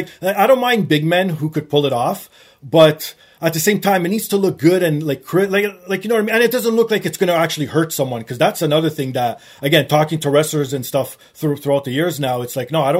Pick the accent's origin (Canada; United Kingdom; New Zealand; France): Canada; being Canadian